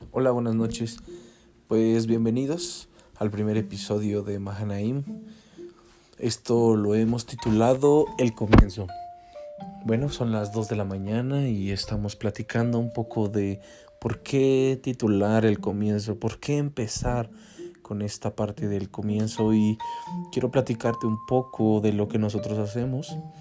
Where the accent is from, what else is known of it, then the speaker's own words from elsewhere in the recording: Cuautitlán Izcalli, State of Mexico, Mexico; un parque de aquí de mi municipio. Yo soy de Cuautitlán Izcalli